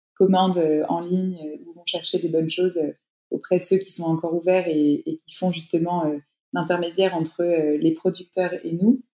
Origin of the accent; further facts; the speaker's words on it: France; chez nous en France